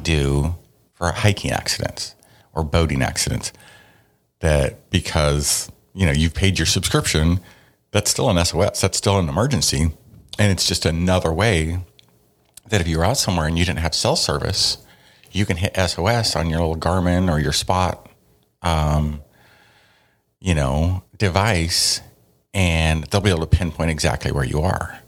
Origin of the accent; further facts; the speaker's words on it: the Northwest, Pacific Northwest, United States; we're from the Northwest